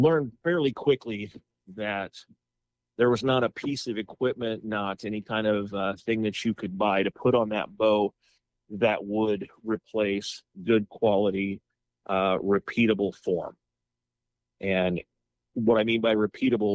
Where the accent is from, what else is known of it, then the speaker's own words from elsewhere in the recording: Muncie, Indiana, United States; I'm originally from Muncie, Indiana